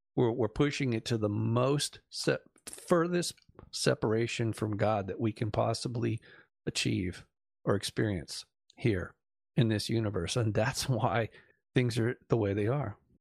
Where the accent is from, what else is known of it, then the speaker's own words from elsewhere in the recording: Malibu, California, United States; growing up in Malibu